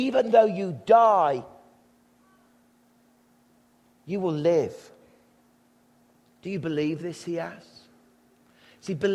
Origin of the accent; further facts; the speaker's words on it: England, United Kingdom; as young English boys